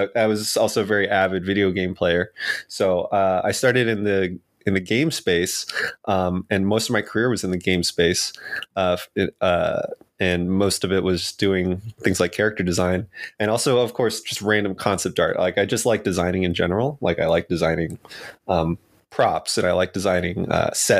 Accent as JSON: {"language": "English", "town": "New York City", "region": "New York", "country": "United States", "tie": "born or raised there", "also_born_or_lived": "Rhode Island / Boston, Massachusetts", "moved": "as an adult", "said": "I was raised in New York City."}